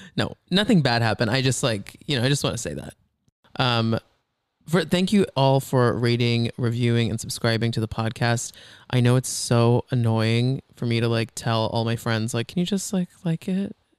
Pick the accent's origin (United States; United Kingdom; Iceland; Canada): United States; Texas; growing up in Texas